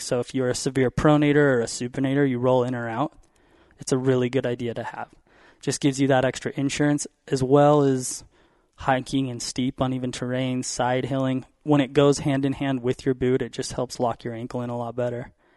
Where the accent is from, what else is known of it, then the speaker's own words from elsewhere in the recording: Utah, United States; I grew up in Utah